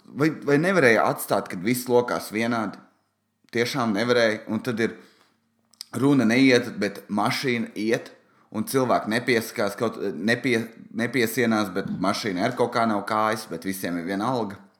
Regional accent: Valmiera, Valmiera Municipality, Latvia; es esmu no Valmieras

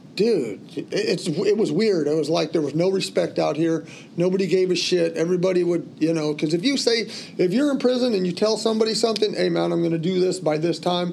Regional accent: California, United States; also born or lived in New York; I was that kid from California

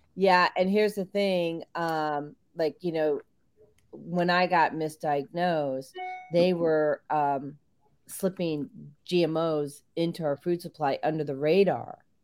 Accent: Barrington, Illinois, United States; now in Georgia, United States; I grew up in Barrington, Illinois.

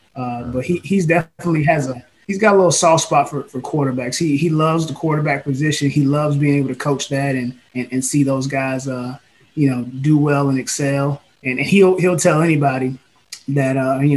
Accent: Savannah, Georgia, United States; I'm from Savannah, Georgia.

